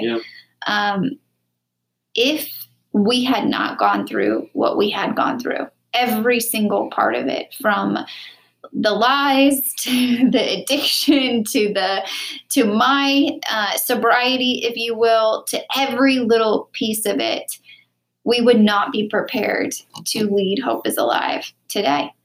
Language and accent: English; Wichita, Kansas, United States; moved away; Wichita, Kansas, my hometown